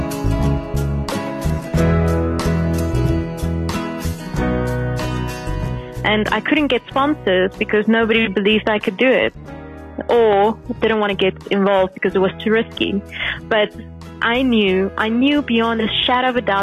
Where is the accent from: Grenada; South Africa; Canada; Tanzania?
South Africa; Kempton Park, Gauteng; I was born in Kempton Park and grew up in Kempton Park, went to school there as well. So that's where I was up until about the age of 18